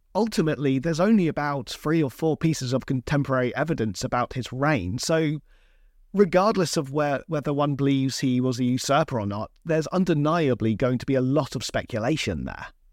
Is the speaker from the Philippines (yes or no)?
no; Hampshire, South East England, United Kingdom; I come from Hampshire in England